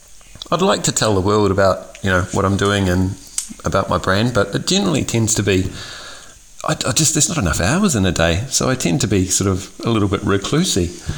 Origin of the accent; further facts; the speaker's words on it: New Zealand; moved away; So I'm originally from New Zealand.